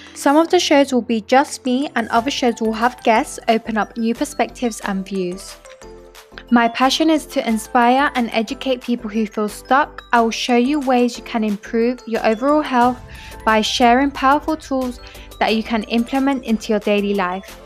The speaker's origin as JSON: {"language": "English", "region": "London", "country": "United Kingdom", "tie": "born or raised there", "also_born_or_lived": "York", "said": "I grew up in London"}